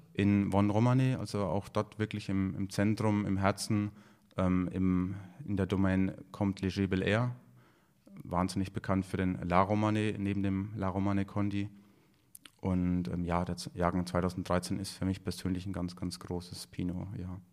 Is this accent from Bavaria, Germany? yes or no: yes; Franconia, Bavaria, Germany; bei uns in Franken